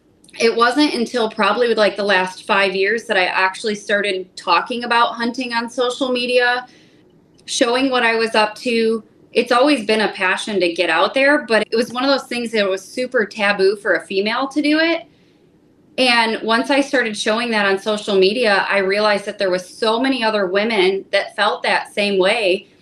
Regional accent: United States; I started with just fishing as little knee-high, going out with my dad. I grew up on Lake Erie, and that was how the outdoors was introduced to me.

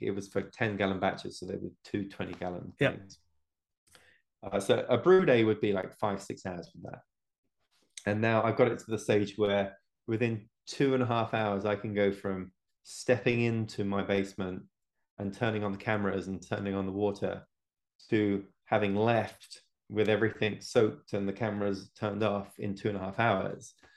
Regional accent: England, United Kingdom; now in United States; I live in America now, but I'm originally from England.

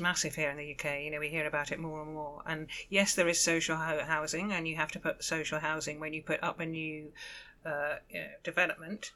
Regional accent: Richmond, London, United Kingdom; we grew up in Richmond

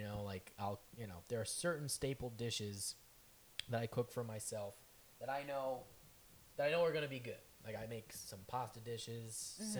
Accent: Bolingbrook, Illinois, United States; moved away as an adult; now in Chicago, United States; I grew up in Bolingbrook for most of my life, where the IKEA is

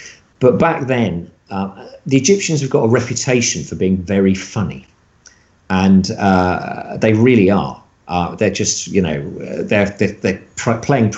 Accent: United Kingdom

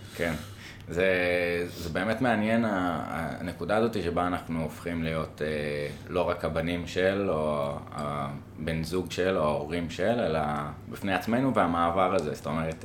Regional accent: Jerusalem, Jerusalem District, Israel; now in Tel Aviv, Israel; אני כירושלמי אה, מיליטנטי

